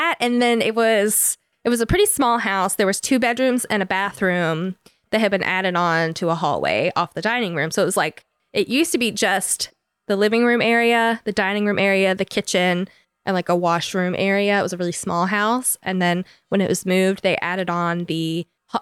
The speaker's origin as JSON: {"language": "English", "town": "Rome", "region": "Georgia", "country": "United States", "tie": "born or raised there", "also_born_or_lived": "Silver Creek, Georgia", "moved": "as an adult", "lives_now": "Jacksonville, United States", "said": "I grew up in Rome, Georgia, and then moved to Jacksonville"}